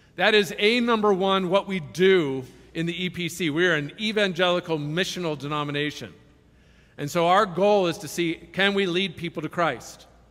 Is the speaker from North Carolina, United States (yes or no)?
no; Silicon Valley, California, United States; I was raised in Silicon Valley